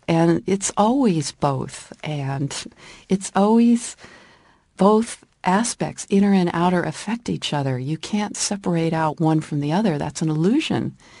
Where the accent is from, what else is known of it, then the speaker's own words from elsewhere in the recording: California, United States; moved away as an adult; also born or lived in Washington, D.C., United States; living in Washington, D C for fifteen years after growing up in California